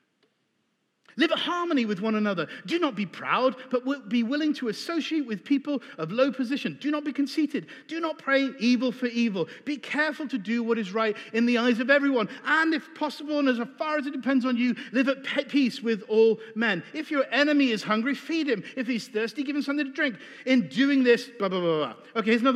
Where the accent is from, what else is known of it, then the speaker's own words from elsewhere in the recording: England, United Kingdom; I'm British